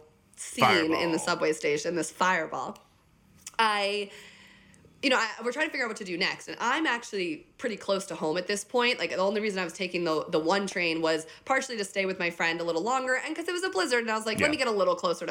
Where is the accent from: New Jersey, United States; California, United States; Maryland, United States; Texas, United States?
New Jersey, United States; also born or lived in Chicago; now in New York City, United States; I was born and raised in New Jersey